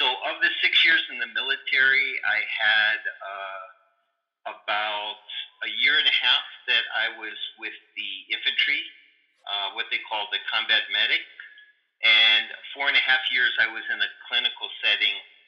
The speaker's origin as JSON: {"language": "English", "country": "United States", "tie": "born or raised there", "also_born_or_lived": "Philippines", "moved": "as an adult", "said": "I am American by birth and Asian by choice. So the story there is that I did grow up in a middle-class family on the west"}